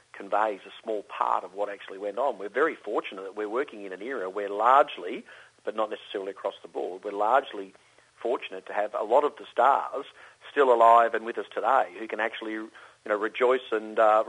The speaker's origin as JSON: {"language": "English", "town": "Melbourne", "region": "Victoria", "country": "Australia", "tie": "born or raised there", "said": "a Melbourne boy"}